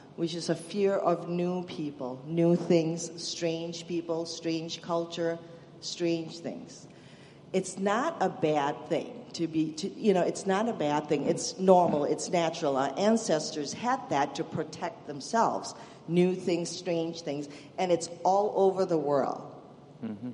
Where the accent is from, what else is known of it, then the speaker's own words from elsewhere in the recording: Malaysia; moved away as an adult; now in United States; originally, I'm from Malaysia. It's a Muslim country. I was raised a Buddhist and a Hindu um, in a bit of a chaotic family, actually. Um, Malaysia is a multi ethnic multi ethnic country, so you know you're exposed to a lot of different ethnicity and religion, and and that's how I grew up